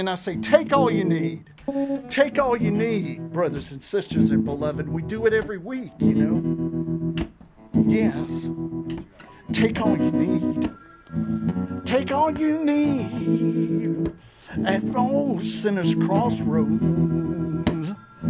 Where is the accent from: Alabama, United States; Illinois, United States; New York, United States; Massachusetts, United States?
Alabama, United States; Troy; All right, Troy, Alabama, my birth, my hometown.